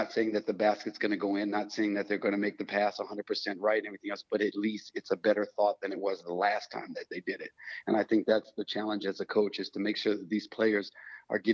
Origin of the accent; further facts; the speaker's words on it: United States; moved away as an adult; now in Europe; I'm still in Europe as an American player or ex-American player who stayed here